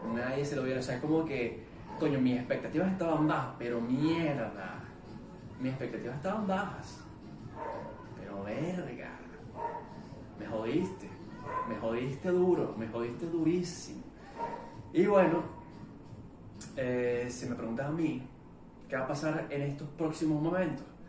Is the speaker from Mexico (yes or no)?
no; Venezuela; soy venezolano